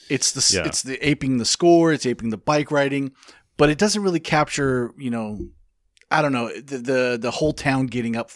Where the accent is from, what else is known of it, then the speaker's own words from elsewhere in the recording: California, United States; I'm from California.